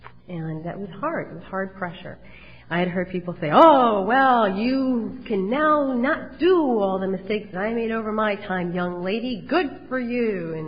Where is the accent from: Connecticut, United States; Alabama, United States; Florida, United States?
Connecticut, United States; Cheshire; now in Wallingford, United States; I have to tell you that I grew up in Cheshire, and right before I was getting married, I moved to Wallingford, Connecticut.